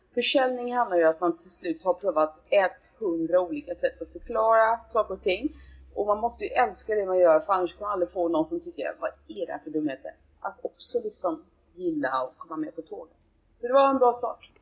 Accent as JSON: {"language": "Swedish", "town": "Gothenburg", "region": "Västra Götaland", "country": "Sweden", "moved": "yes", "lives_now": "Stockholm, Sweden", "said": "jag kommer från Göteborg"}